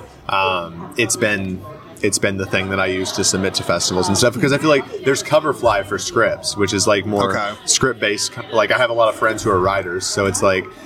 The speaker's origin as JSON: {"language": "English", "town": "Hartsburg", "region": "Illinois", "country": "United States", "said": "I am from a little tiny town called Hartsburg, Illinois. Central Illinois, Lincoln, Springfield, Peoria, Bloomington, Normal area."}